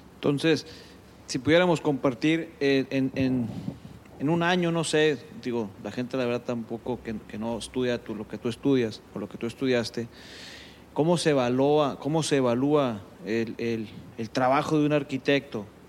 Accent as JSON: {"language": "Spanish", "town": "Culiacán", "region": "Sinaloa", "country": "Mexico", "tie": "born or raised there", "said": "Nosotros que somos de Culiacán y que hemos vivido toda la vida en Culiacán"}